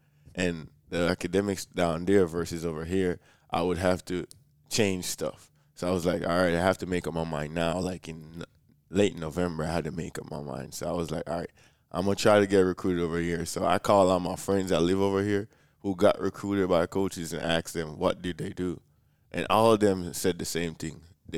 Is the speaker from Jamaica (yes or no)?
yes; Jamaica; I'm from Jamaica and everything.